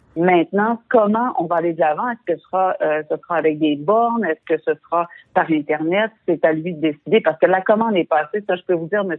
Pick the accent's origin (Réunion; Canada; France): Canada; Quebec